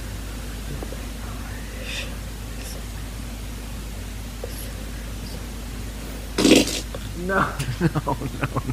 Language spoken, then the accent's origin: English; Connecticut, United States; I'm from Connecticut